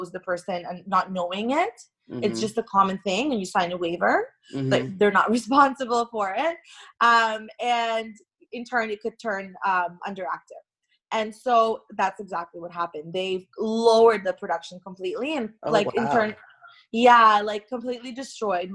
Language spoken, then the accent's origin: English; Toronto, Ontario, Canada; also born or lived in Irkutsk, Russia; when I was 9 years old, my parents and I immigrated to Toronto, Canada, where I reside right now